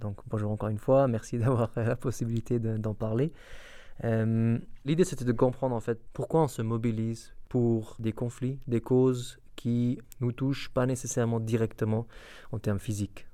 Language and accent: French; Iraq; moved away; je viens en tant qu'Irakien, euh, en parlant arabe irakien